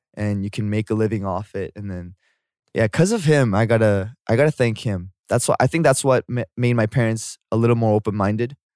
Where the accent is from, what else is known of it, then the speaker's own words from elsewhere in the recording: Canada; moved away as an adult; also born or lived in South Korea; now in Seoul, South Korea; I'm from, I'm from Canada, but then I was born here